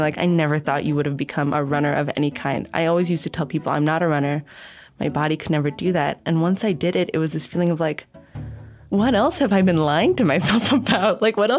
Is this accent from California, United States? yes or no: yes; Southern California, United States; now in Honolulu, United States; I'm originally from Southern California, but I now live in Honolulu, Hawaii.